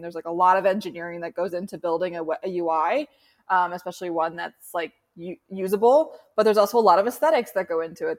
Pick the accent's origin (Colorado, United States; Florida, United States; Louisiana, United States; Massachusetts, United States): Massachusetts, United States; Boston; also born or lived in San Francisco Bay Area; now in San Francisco, United States; I grew up in Boston, um, in Charlestown, for anyone who knows Boston pretty well, like right on the water